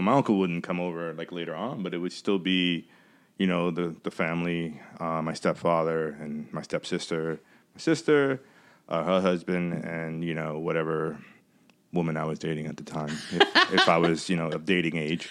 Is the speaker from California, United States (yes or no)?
no; New York, United States; growing up in New York